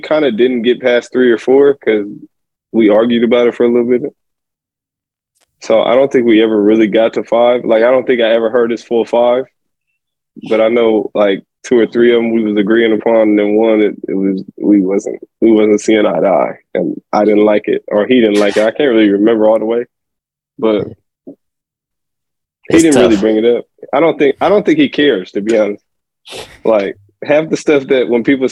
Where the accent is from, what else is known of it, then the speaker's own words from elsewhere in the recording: United States; moved away; I'm American